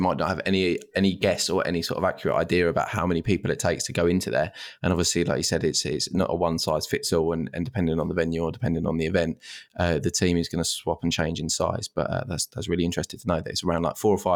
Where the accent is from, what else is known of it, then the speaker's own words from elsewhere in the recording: just outside Colchester in Essex, East of England, United Kingdom; now in Manchester, United Kingdom; originally just outside Colchester in Essex, but living in Manchester.